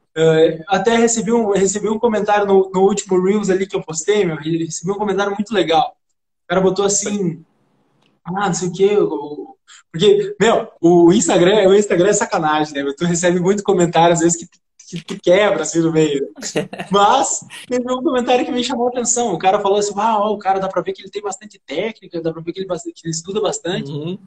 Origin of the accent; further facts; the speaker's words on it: Santa Rosa, Rio Grande do Sul, Brazil; moved away; lá na minha cidade, Santa Rosa